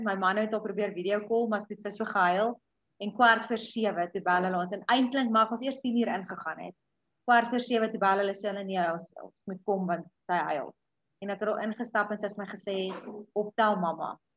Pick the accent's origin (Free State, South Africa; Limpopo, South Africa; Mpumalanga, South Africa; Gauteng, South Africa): Limpopo, South Africa; a small town just outside Pietersburg; groot geword op 'n dorpie net so buite Pietersburg